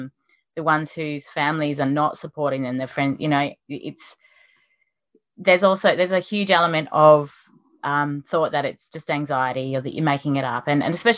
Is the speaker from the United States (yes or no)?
no; Western Australia, Australia; And that my home state, Western Australia, is even more isolated